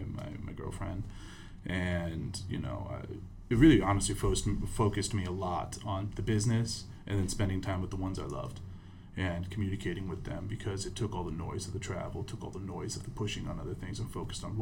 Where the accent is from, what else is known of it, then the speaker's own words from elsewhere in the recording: Michigan, United States; born there; also born or lived in Italy; Yeah, so I was born in Michigan, moved all over the U.S., lived in Europe for a while.